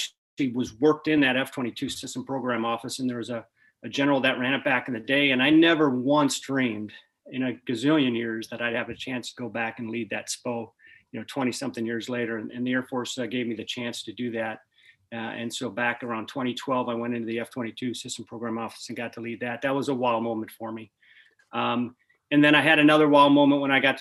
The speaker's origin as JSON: {"language": "English", "region": "Minnesota", "country": "United States", "tie": "born or raised there", "moved": "yes", "said": "I grew up in Minnesota"}